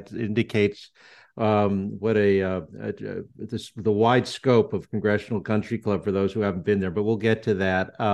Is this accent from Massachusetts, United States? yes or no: no; Connecticut, United States; moved away; I grew up in Connecticut